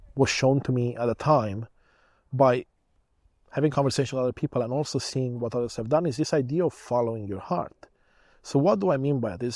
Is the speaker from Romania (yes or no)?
yes; Romania; now in Canada; I was born in Romania, back when it was still a communist country